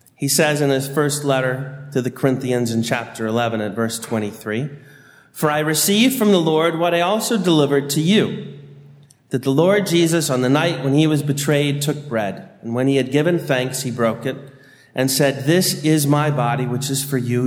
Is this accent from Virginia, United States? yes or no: yes; Annandale, Virginia, United States; I grew up in St. Ambrose Parish in Annandale, Virginia